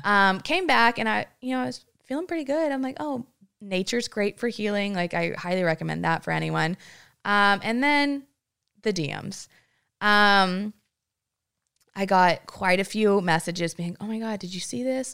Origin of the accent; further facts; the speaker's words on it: Granbury, Texas, United States; I'm a girl from Granbury, Texas, population ten thousand.